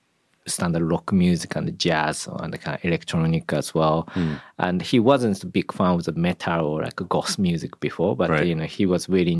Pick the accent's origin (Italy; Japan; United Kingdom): Japan; Yeah, I grew up in Japan.